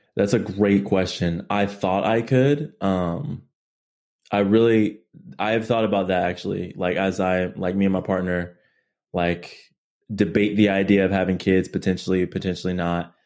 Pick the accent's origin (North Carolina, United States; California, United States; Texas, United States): California, United States; Chula Vista; also born or lived in Barstow, California; born and raised in, um, San Diego, California. Um, Chula Vista, more specifically